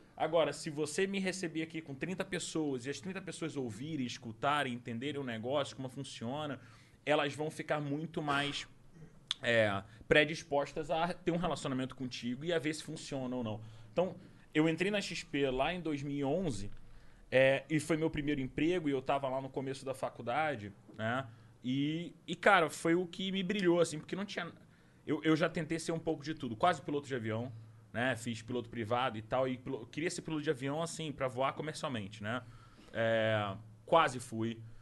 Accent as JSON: {"language": "Portuguese", "region": "Rio de Janeiro", "country": "Brazil", "tie": "born or raised there", "also_born_or_lived": "Recife", "moved": "as an adult", "lives_now": "São Paulo, Brazil", "said": "eu nasci em Recife, com um ano eu fui pro Rio, fui pra Tijuca, e aí da Tijuca eu fui pra Jardim Botânico, Jardim Botânico pra São Conrado"}